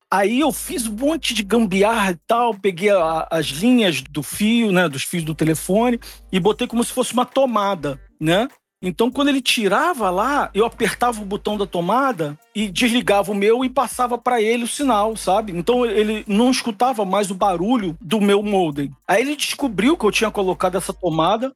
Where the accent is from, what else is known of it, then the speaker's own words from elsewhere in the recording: Rio de Janeiro, Brazil; moved away; also born or lived in Belém, Pará; sou, sou nascido no Rio, é, sou, sou nascido no Rio, mas paraense de coração. Vivi lá uns bom tempo